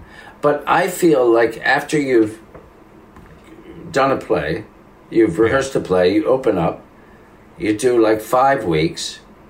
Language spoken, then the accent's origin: English; Italy; accent: Italian; English is a second language; So there are times, even when I hear my own Italian accent, I go, oh, no.